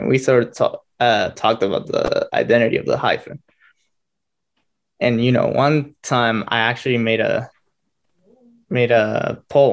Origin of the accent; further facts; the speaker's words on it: Guatemala; moved away; I was born and raised in Guatemala.